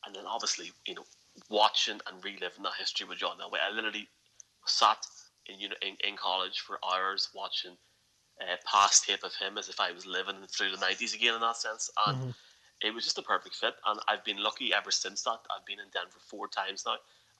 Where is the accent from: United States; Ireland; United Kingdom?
Ireland; I was indeed, yes.